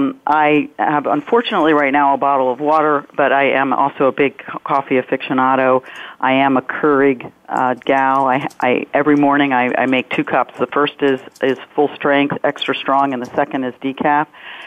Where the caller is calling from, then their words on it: Washington, District of Columbia, United States; So I am in beautiful downtown Washington, D.C. Our offices are 1300 Pennsylvania Avenue, so just 2 blocks from the White House.